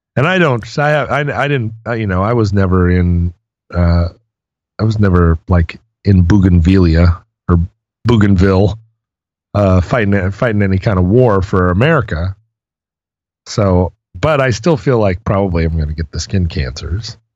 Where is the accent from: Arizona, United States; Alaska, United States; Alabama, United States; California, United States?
Alaska, United States; When I was growing up in Alaska